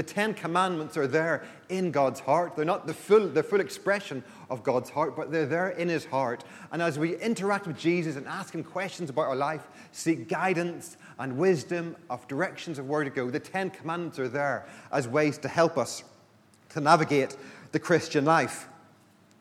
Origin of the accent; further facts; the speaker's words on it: Belfast, Northern Ireland, United Kingdom; I grew up in Belfast